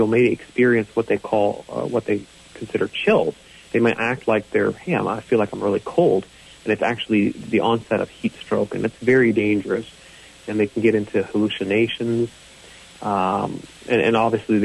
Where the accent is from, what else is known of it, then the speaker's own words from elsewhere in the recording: North Carolina, United States; we are from North Carolina